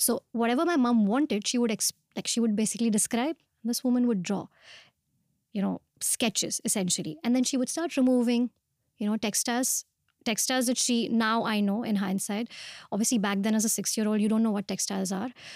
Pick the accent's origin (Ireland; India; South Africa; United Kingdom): India; Pune, Maharashtra; moved away as an adult; also born or lived in Mumbai; I was born and brought up in Pune